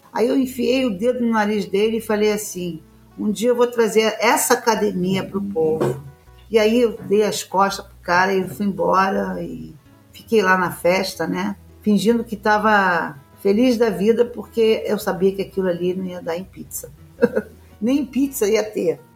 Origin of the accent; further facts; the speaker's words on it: Brazil; nosso país aqui, onde eu nasci e aonde eu vou morrer